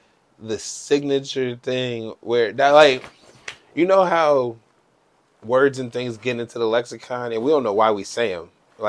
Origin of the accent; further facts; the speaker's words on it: United States; we're Americans